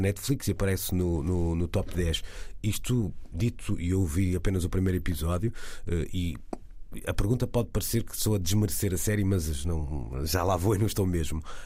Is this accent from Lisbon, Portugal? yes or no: no; Porto, Porto District, Portugal; accent: Porto; como portuense